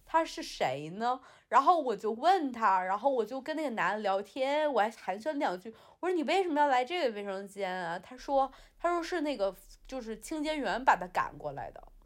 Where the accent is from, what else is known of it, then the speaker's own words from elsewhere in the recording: China; now in London, United Kingdom; 我是中国人啊，我是中国人，我不能丢中国的脸，是吧？我拿的是红色的护照